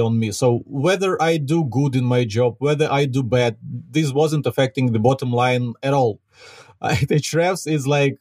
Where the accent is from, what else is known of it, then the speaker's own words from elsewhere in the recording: Ukraine; accent: Ukrainian; English is a second language; I'm a Ukrainian myself, as you can probably hear from my accent.